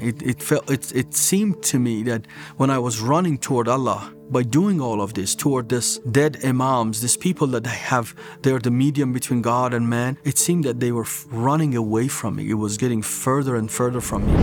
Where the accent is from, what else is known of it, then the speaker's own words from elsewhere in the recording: Iran; As Iranians, we do speak Farsi, but I had to do my prayers in Arabic.